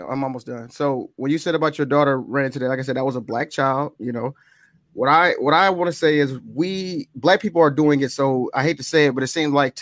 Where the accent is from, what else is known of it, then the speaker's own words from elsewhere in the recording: Mississippi, United States; I'm from Mississippi too